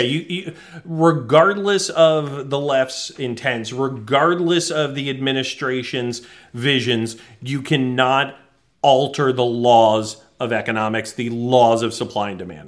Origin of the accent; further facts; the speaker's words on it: New England, United States; I grew up in New England